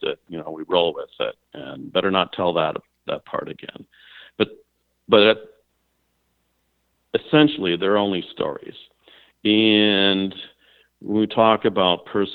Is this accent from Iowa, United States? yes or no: no; Minneapolis, Minnesota, United States; moved away; also born or lived in Oceanside, California / New York City; I was born in Oceanside, California. And when I was about a year old, my parents wanted to bring me back to Minneapolis, St. Paul